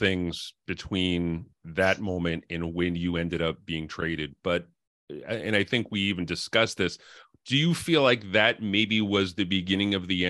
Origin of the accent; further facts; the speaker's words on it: Connecticut, United States; a 12-year-old hockey fan growing up in Connecticut